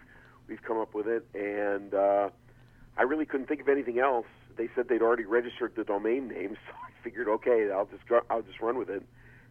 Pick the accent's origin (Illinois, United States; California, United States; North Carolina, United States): Illinois, United States; Highland Park; now in Chicago, United States; I'm actually from the north suburbs, originally from Highland Park. I've lived in the city, though, now for more than 35 years